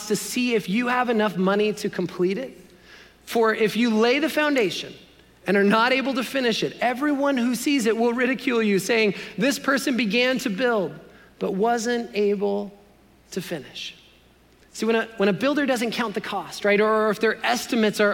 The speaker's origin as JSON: {"language": "English", "country": "Canada", "tie": "born or raised there", "said": "as a Canadian boy"}